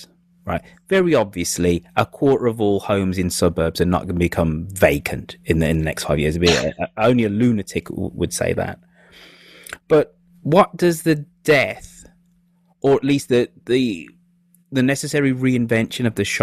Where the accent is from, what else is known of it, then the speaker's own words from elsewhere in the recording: United Kingdom; Being British